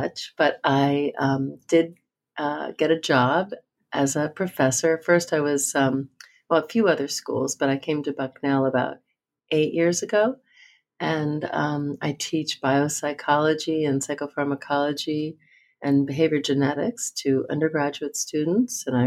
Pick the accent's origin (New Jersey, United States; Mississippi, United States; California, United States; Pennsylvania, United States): New Jersey, United States; I grew up in New Jersey